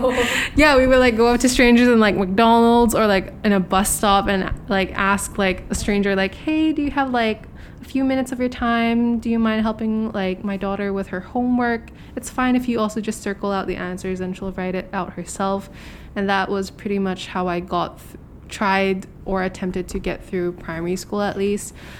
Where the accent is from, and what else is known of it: Hong Kong; born or raised there